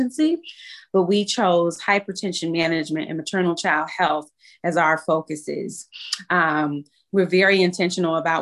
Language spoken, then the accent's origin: English; Chicago, Illinois, United States; also born or lived in North Lawndale, Chicago; having a lived experience on the West Side, growing up in East Garfield Park